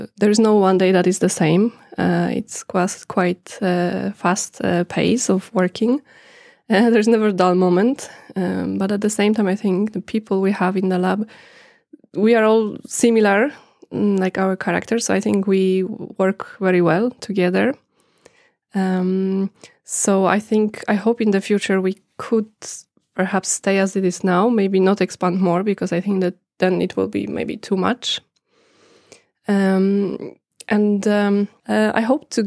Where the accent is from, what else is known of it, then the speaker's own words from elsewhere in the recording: Poland; moved away as an adult; now in Norway; I come from Poland. I am here in Norway since 2011.